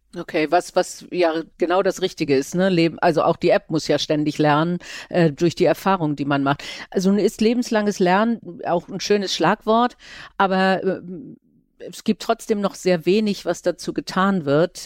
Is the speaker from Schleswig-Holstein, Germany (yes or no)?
yes; Kiel, Schleswig-Holstein, Germany; Ich komme ja nun aus Kiel, äh, ist ja auch ziemlich klein